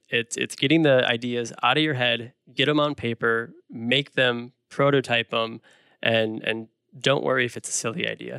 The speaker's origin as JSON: {"language": "English", "town": "Milwaukee", "region": "Wisconsin", "country": "United States", "tie": "born or raised there", "said": "I've been a fan for my whole life, basically, growing up in the Milwaukee area."}